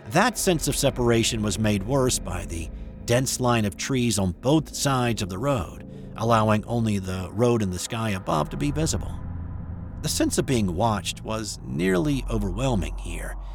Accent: Florence, Alabama, United States; At the time, I was living in my hometown of Florence, Alabama, in the extreme northwest corner of the state.

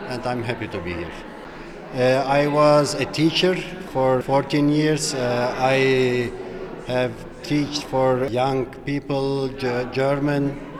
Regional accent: Turkey; moved away as an adult; now in Switzerland; Uh, I am from Turkey uh, and I'm since three years in Switzerland. And I'm a political refugee here because of the situation with our government and Turkey. I had to flee and now I'm here since three years.

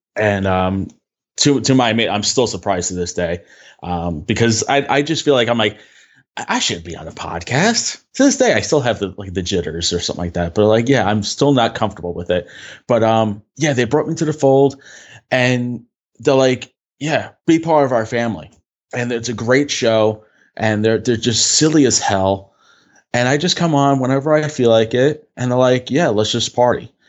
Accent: New York, United States; we're from New York

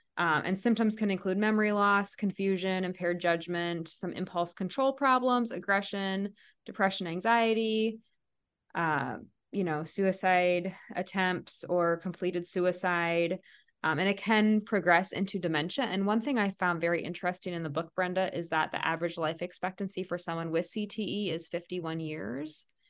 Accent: Iowa, United States; I'm from Iowa

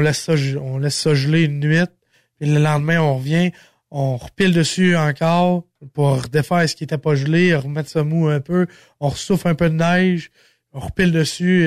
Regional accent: Sainte-Eulalie, Quebec, Canada; je suis natif de Saint-Eulalie

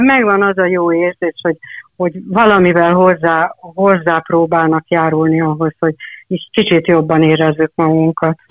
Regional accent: Hungary; anyukám egy kis faluban élt akkor, amikor én születtem, ez a kis falu P, ami a Tisza-zugban

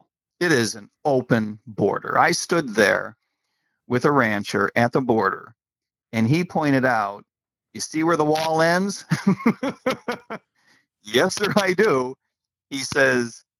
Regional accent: United States; as an American

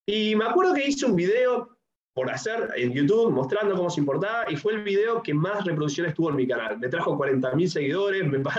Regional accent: Uruguay; tengo 27 años, soy uruguayo

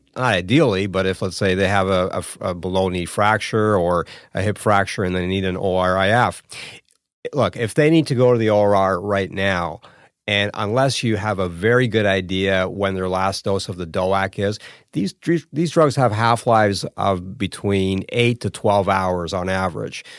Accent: Toronto, Ontario, Canada; moved away as an adult; now in Hamilton, Canada; Toronto's my, my hometown. I, I grew up a block away from here.

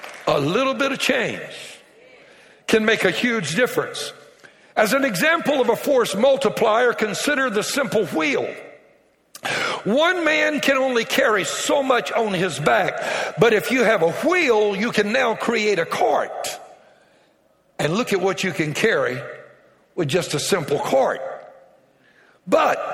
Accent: Cajun, Louisiana, United States; I'm Cajun, and I love telling jokes from my culture

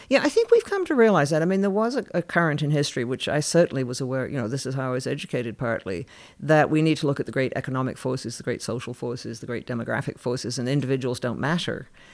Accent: Canada; I grew up in Canada

